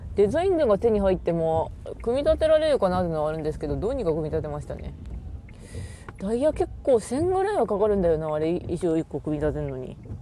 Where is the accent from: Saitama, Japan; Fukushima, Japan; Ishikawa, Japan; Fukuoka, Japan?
Ishikawa, Japan; 石川県出身